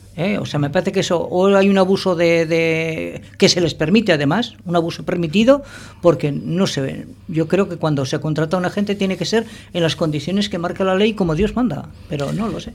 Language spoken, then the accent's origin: Spanish; Bilbao, Basque Country, Spain; now in Portugalete, Spain; yo no soy de Portugalete, ah. yo soy de Bilbao. Yo en Portugalete llevo viviendo 21, 22 años